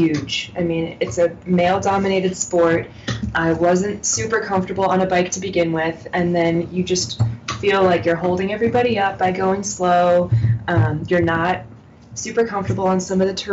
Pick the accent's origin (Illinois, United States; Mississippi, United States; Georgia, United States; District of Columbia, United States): District of Columbia, United States; Washington; also born or lived in Montana; now in Salt Lake City, United States; I grew up in Washington, D.C. in a very non-outdoorsy family.